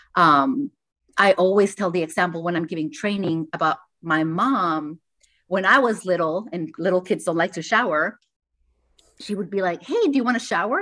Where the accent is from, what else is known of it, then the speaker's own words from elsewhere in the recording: Tijuana, Baja California, Mexico; I was born in Tijuana, and there's a lot of manufacturing there.